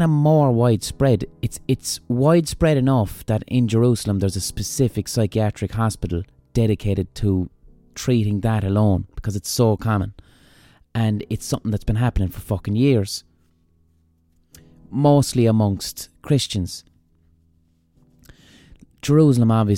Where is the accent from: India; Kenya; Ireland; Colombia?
Ireland; as an Irish person